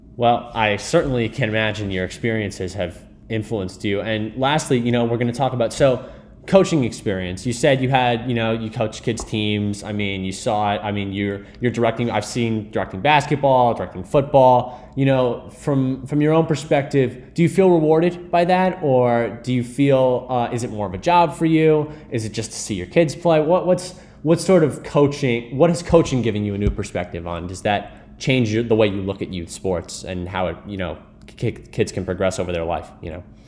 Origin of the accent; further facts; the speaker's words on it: Greenwich, Connecticut, United States; I grew up in Greenwich